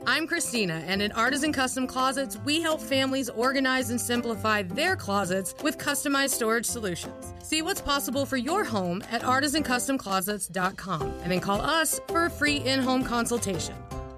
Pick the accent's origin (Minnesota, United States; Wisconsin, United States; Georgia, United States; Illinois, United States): Wisconsin, United States; moved away; because we're from Wisconsin, we are a Packers bar